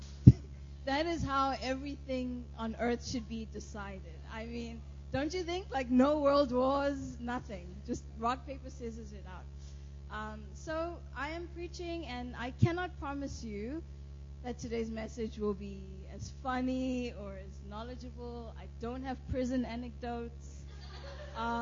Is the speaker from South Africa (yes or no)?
yes; South Africa; moved away; I am from South Africa